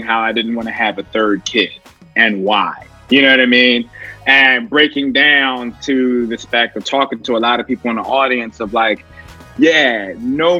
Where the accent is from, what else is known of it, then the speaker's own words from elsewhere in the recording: Philadelphia, Pennsylvania, United States; moved away as an adult; now in Brooklyn, United States; Originally, I'm from Philly